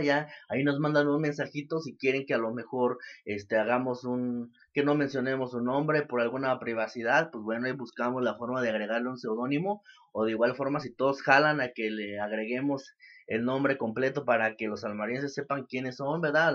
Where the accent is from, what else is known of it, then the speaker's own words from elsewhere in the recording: Santa María del Río, San Luis Potosí, Mexico; los dos somos originarios de Santa María del Río